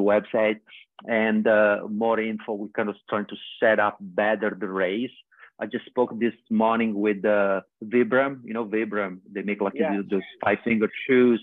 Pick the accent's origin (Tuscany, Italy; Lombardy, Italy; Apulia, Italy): Apulia, Italy; Vieste; moved away; Vieste is my hometown in Italy